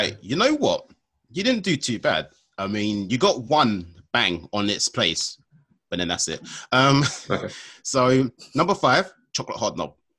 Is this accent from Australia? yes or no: no; London, United Kingdom; I'm from London